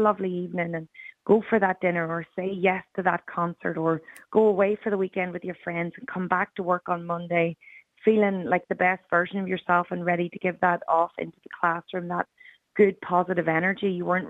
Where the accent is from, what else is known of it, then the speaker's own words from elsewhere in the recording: Ireland; now in Australia; every time I came home to Ireland for a holiday, I'd come back and my accent had sped up again.